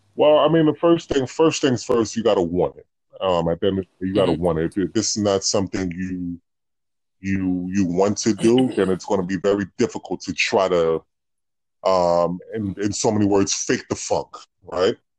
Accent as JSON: {"language": "English", "town": "New York City", "region": "New York", "country": "United States", "said": "I'm from the Bronx"}